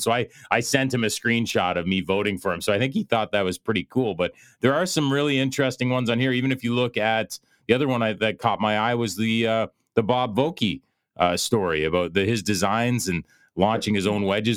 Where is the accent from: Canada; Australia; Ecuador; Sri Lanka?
Canada; I'm a Canadian